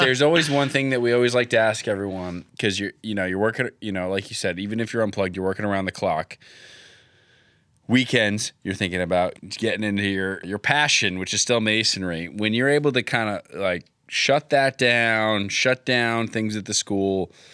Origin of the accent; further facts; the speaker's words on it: Connecticut, United States; where I grew up in Connecticut